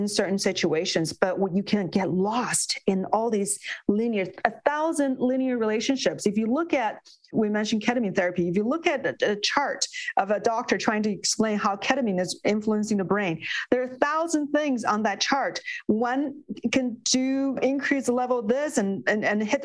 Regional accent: Beijing, China; moved away as an adult; I grew up in China. I spent my first 20 years in Beijing

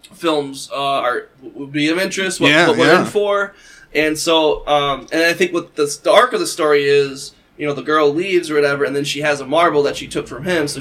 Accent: England, United Kingdom; But you're reading it, because I'm English, reading it, because I don't speak South Korean

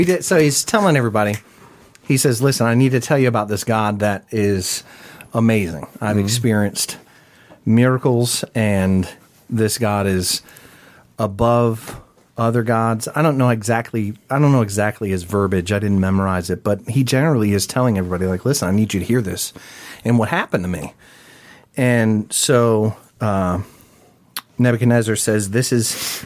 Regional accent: Virginia Beach, Virginia, United States; I was born and raised in the 757

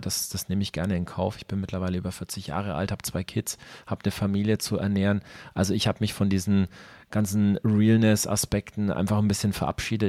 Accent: Ansbach, Bavaria, Germany; also born or lived in Nuremberg; now in Nuremberg area, Germany; nachdem ich Ansbach verlassen habe, dann irgendwann in den Großraum Nürnberg verschlagen

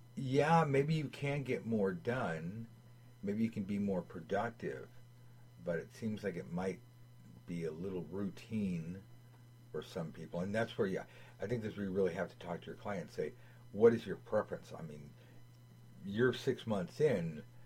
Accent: United States; growing up in America

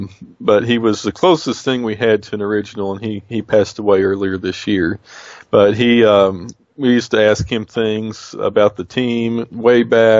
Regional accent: United States; Hey, I'm Indian. I'm Muscogee Creek.

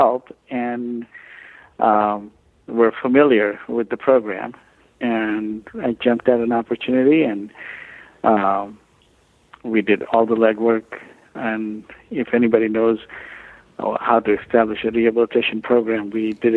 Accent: India; moved away as an adult; now in Louisiana, United States; I come from India originally

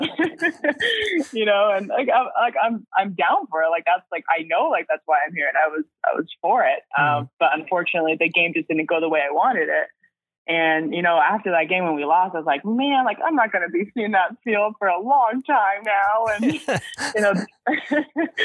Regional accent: Canada; also born or lived in Switzerland; as a Canadian

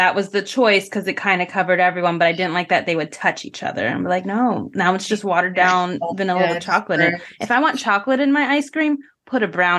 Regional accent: Northeast, United States; now in Florida, United States; I'm from the Northeast originally.

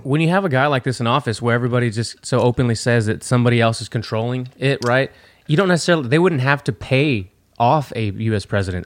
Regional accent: Texas, United States; we're from Texas

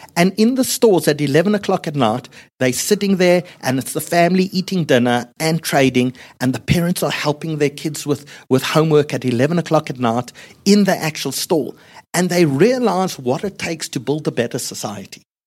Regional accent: South Africa; I come from South Africa.

